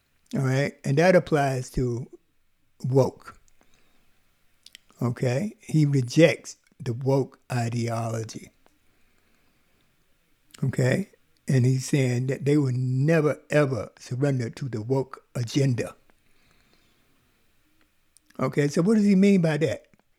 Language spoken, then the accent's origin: English; the South, United States; I grew up in the South